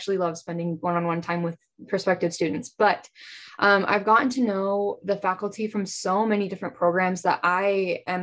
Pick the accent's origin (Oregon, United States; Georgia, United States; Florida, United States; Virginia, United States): Oregon, United States; Nyssa; moved away as an adult; now in Pocatello, United States; I'm from Nissa, Oregon. It's a small town about like an hour from Boise. So just right on the Oregon-Idaho border.